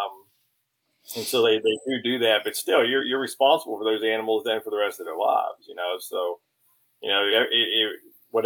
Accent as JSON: {"language": "English", "town": "Pittsburgh", "region": "Pennsylvania", "country": "United States", "moved": "yes", "said": "I'm from Pittsburgh, Pennsylvania, and I live down here."}